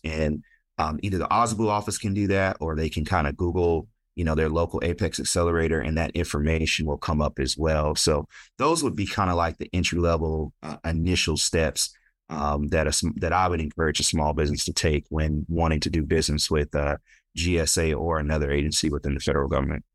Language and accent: English; Stockton, California, United States; moved away; I grew up in Stockton, California, born and raised